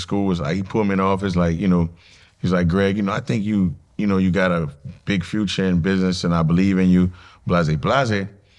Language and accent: English; New Orleans, Louisiana, United States; I mean, I'm from New Orleans, Louisiana. I went to St. Aug for high school and St. Augustine High School.